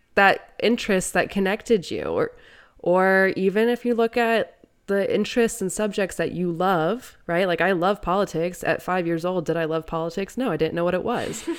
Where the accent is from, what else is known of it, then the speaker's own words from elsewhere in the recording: Midwest, United States; as a Midwesterner